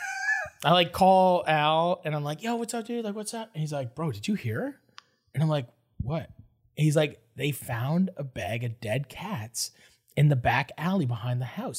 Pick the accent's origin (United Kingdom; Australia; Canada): Canada; Toronto, Ontario; I'm from Toronto.